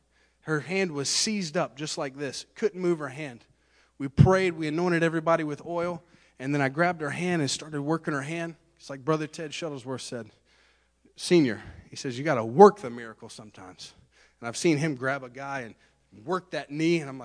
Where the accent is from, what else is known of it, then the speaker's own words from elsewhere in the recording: Central Florida, United States; I'm a guy from Central Florida